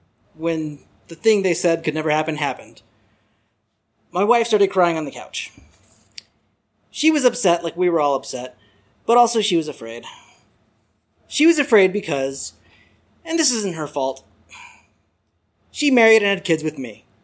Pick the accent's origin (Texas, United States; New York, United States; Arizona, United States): Arizona, United States; I'm from Arizona